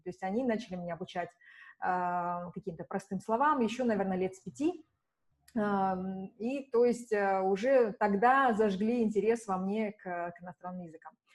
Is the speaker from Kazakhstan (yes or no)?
yes; Shymkent, Kazakhstan; moved away as an adult; also born or lived in Budapest; в моем родном городе, в Шимкенте